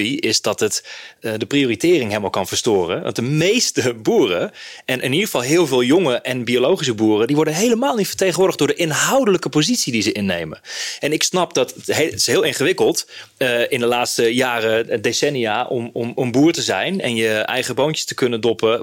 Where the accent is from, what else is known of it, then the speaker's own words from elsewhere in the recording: Hardenberg, Overijssel, Netherlands; Ik kom zelf uit Hardenberg